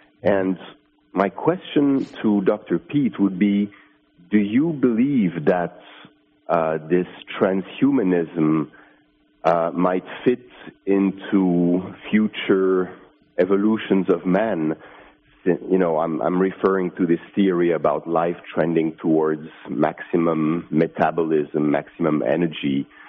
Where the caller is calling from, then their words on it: Finland; I'm calling from Finland.